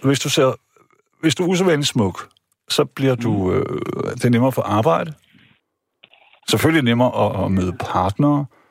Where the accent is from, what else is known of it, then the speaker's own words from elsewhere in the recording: Vejle, Southern Denmark, Denmark; jeg gik i skole hjemme i Vejle